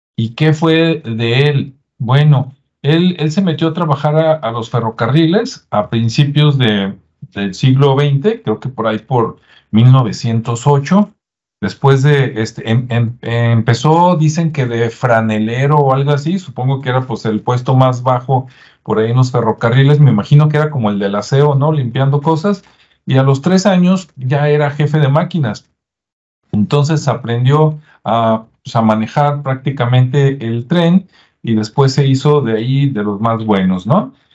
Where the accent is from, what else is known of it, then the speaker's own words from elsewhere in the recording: Mexico; como los mexicanos